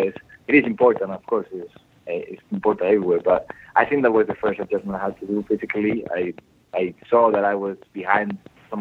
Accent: Madrid, Community of Madrid, Spain; moved away; Well, I'm from Spain. I'm from Madrid

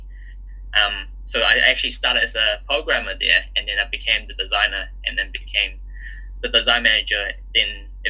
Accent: New Zealand; also born or lived in Hong Kong; I was born in Hong Kong. Me and my family moved to New Zealand when I was about 7.

